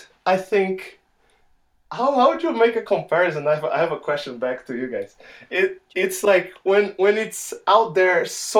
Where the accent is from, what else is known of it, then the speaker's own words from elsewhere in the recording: Salvador, Bahia, Brazil; moved away; I'm from Salvador in the northeast of Brazil, the first capital. It's reported to be the place with the most number of African descendants outside of Africa.